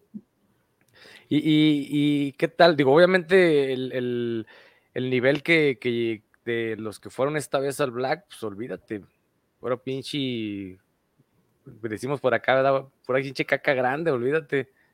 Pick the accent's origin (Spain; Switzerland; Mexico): Mexico; Aguascalientes; somos de aquí de Aguascalientes